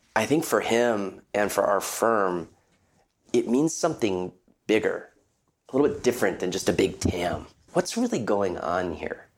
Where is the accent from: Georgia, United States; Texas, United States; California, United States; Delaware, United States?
California, United States; Palo Alto; Growing up in our family, growing up in Palo Alto, California